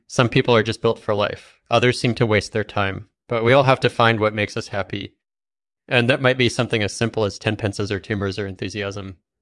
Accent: England, United Kingdom; I grew up in England and studied computer science at Cambridge University

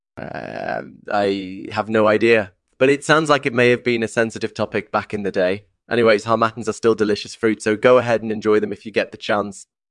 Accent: Maine, United States; I was born and raised in Maine

